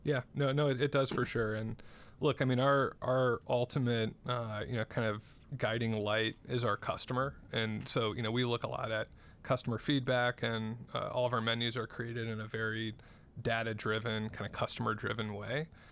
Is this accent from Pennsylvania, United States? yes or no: no; South Bend, Indiana, United States; I grew up in South Bend, Indiana.